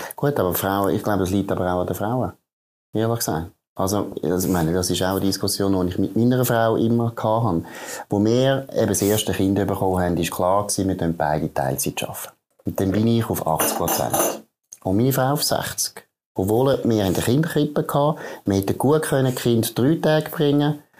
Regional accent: Switzerland; Jetzt in der Schweiz

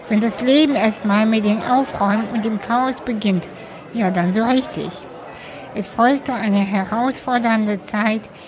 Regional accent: Cologne, North Rhine-Westphalia, Germany; Schön, dass wir uns ähm, heute in Köln treffen. Stimmt, genau. Äh, in meiner Heimat sozusagen.

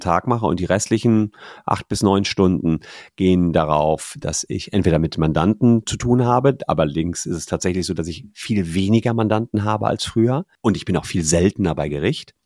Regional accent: Gevelsberg, North Rhine-Westphalia, Germany; moved away as an adult; also born or lived in Cologne; in meiner Heimatstadt Gefelsberg, das ist da bei Ennepetal, Wuppertal, Hagen

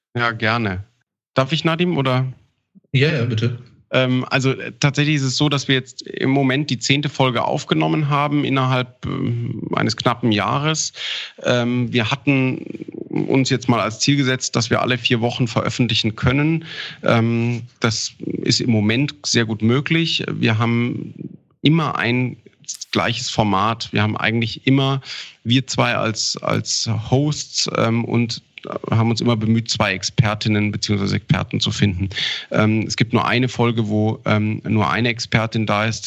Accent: Ammersee, Bavaria, Germany; also born or lived in Augsburg / Linz / Garmisch-Partenkirchen; Tatsächlich bin in Augsburg geboren und am Ammersee aufgewachsen

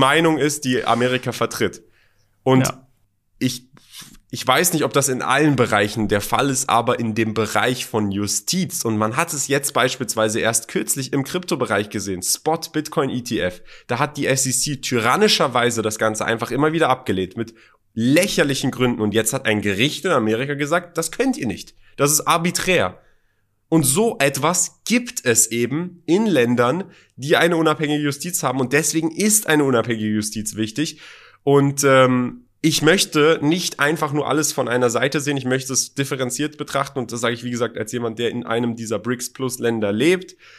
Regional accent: Germany; moved away as an adult; also born or lived in Iran (parents); now in United Arab Emirates; Ich bin zwar in Deutschland aufgewachsen, zur Schule gegangen, äh, Studium

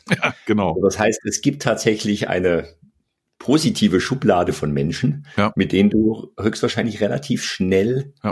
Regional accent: Bavaria, Germany; Also ich komme ja aus Bayern, da sagen wir die Chemie.

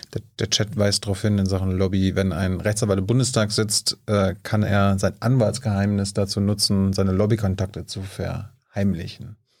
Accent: GDR, East Germany, Germany; Ich bin ja noch in der DDR geboren.

